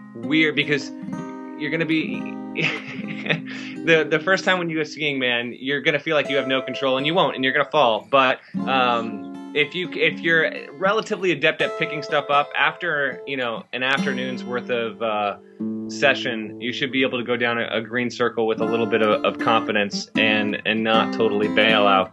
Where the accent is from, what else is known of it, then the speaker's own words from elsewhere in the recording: Vermont, United States; moved away; I grew up in Vermont.